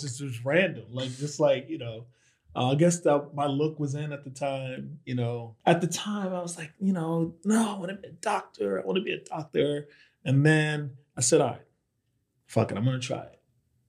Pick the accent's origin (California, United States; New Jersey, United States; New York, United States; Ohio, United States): New Jersey, United States; In New Jersey.